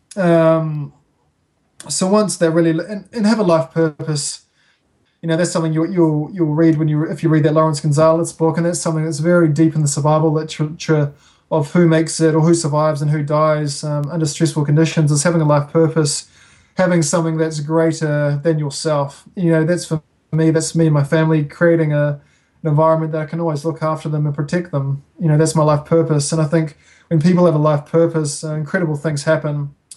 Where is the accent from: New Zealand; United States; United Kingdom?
New Zealand; Auckland; moved away as an adult; now in Wanaka, New Zealand; I grew up in Auckland.